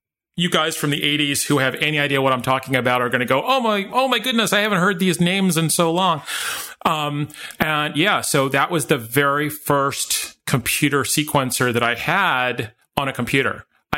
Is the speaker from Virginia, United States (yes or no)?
no; Washington, District of Columbia, United States; also born or lived in New York City; because I was born in New York City, but I grew up in Washington, D.C.